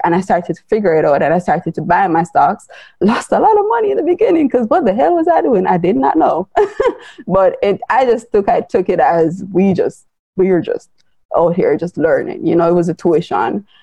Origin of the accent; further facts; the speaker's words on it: Jamaica; I am Jamaican, I live in Jamaica